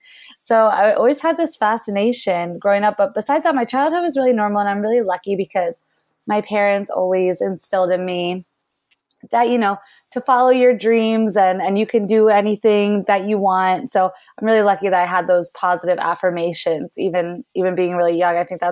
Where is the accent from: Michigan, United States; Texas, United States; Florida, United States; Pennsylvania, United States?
Pennsylvania, United States; I was born just outside of Philadelphia, and it was definitely a good childhood, pretty normal situation growing up, I would say.